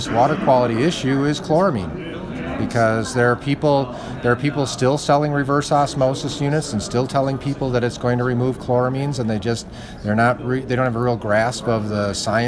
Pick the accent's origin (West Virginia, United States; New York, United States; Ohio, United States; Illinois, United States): Illinois, United States; Chicago; now in Colorado, United States; I grew up in Chicago